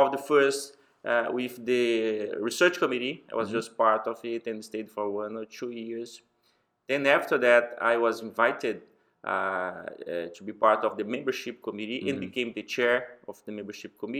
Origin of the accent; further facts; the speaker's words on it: Brazil; I'm from Brazil.